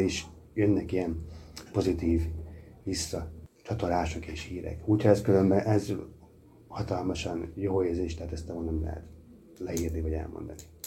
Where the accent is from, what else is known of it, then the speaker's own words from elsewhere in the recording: Miskolc, Borsod-Abaúj-Zemplén, Hungary; Magyarországon élünk, azon belül is Miskolcon magyar emberek vagyunk